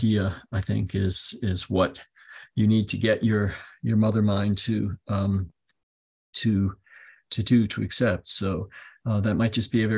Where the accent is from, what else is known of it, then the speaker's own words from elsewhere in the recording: United States; first language English; I'm American